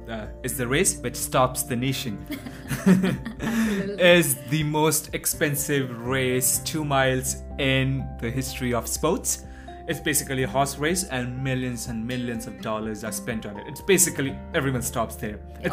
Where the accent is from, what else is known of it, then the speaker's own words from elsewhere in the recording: India; moved away as an adult; now in Melbourne, Australia; we are from India